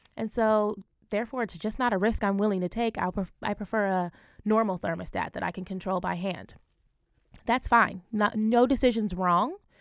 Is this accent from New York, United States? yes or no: no; Ohio, United States; I'm from Ohio. My family's from Jamaica, um, but I grew up in Ohio